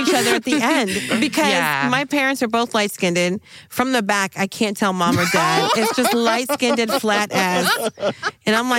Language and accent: English; Munster, Ireland; there's not like many boasts I can say about my hometown. They're all very sad. Like, it was the last place Titanic stopped.